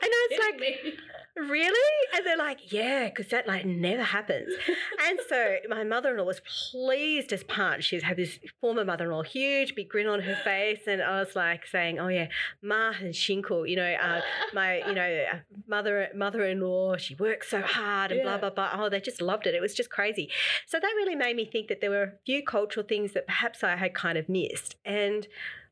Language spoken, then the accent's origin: English; Australia; I'm an Australian woman